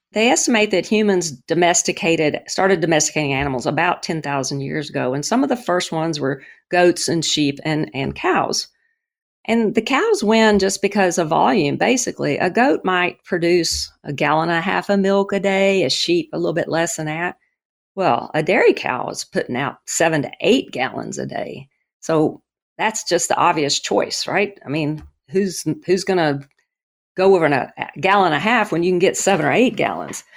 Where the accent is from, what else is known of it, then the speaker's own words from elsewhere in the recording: the South, United States; I grew up in the South.